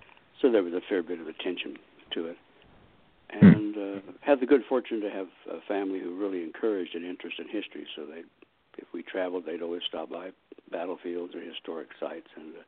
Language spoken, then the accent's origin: English; Independence, Missouri, United States; I was born in Independence, Missouri, which is right outside Kansas City.